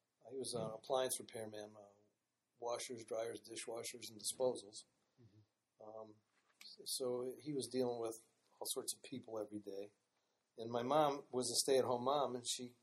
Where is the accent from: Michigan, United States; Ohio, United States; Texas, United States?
Ohio, United States; Cleveland Heights; I grew up in Cleveland Heights pretty much all my life. I guess we moved there when I was 2 years old.